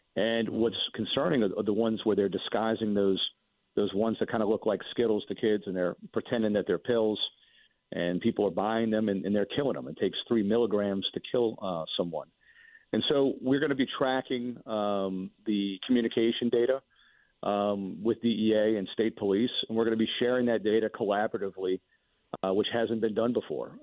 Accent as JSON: {"language": "English", "town": "Mandeville", "region": "Louisiana", "country": "United States", "tie": "born or raised there", "said": "I'm from Mandeville"}